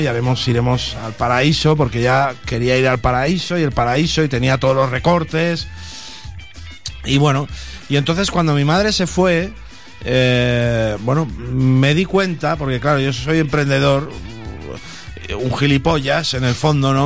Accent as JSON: {"language": "Spanish", "town": "Sant Feliu de Guíxols", "region": "Catalonia", "country": "Spain", "said": "vino a mi pueblo, a San Felipe de Guisos"}